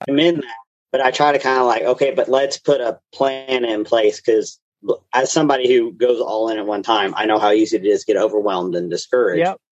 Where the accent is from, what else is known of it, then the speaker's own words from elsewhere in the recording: Knoxville, Tennessee, United States; I grew up here in the Knoxville area